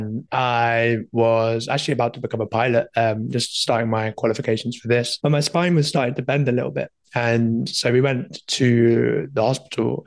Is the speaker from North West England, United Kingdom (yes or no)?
no; Leeds, Yorkshire and the Humber, United Kingdom; I'm from the sunny old UK, north of England, coming in from Leeds